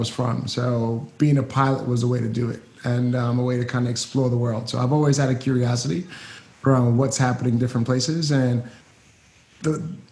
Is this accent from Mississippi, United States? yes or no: no; New York City, New York, United States; moved away as an adult; also born or lived in Atlanta, Georgia; from Brooklyn, New York. Grew up there. East New York, place called Star City